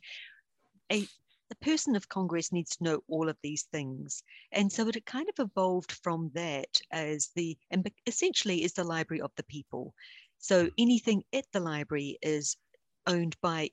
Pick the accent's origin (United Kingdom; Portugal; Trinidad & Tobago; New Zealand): New Zealand; accent: deep Southern; now in United States; I'm originally from New Zealand